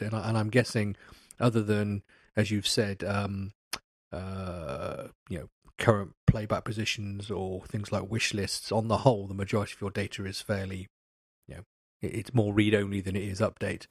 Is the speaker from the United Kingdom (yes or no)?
yes; England, United Kingdom; I'm, I'm English